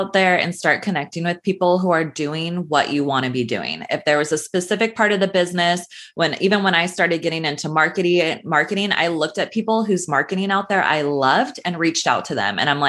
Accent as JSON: {"language": "English", "region": "California", "country": "United States", "tie": "born or raised there", "lives_now": "Los Angeles, United States", "said": "So I grew up in Northern California."}